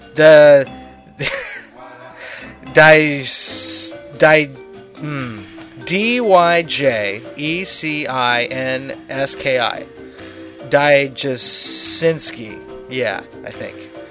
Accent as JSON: {"language": "English", "town": "Lompoc", "region": "California", "country": "United States", "said": "I'm from Lompoc. That's almost my hometown"}